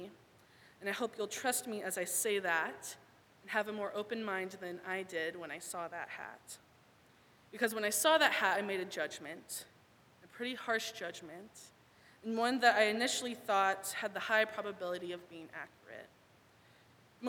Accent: Thousand Oaks, California, United States; moved away as an adult; now in Portland, United States; I am from Thousand Oaks, but now I live in the Pacific Northwest

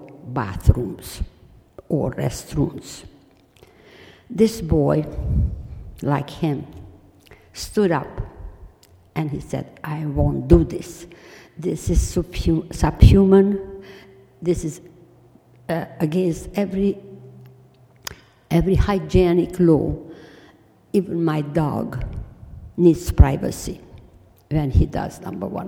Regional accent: Transylvania, Romania; English is a second language; moved away; I come from Transylvania

